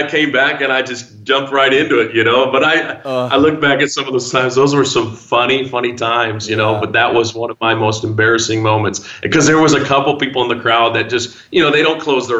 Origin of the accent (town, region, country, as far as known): Zion, Illinois, United States; born or raised there; moved away as an adult